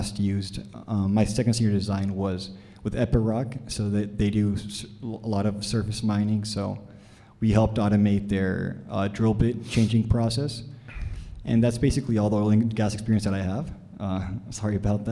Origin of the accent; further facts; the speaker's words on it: Brownsville, Texas, United States; moved away as an adult; also born or lived in Dallas, Texas; I'm from Brownsville, Texas. I went to a Catholic high school over there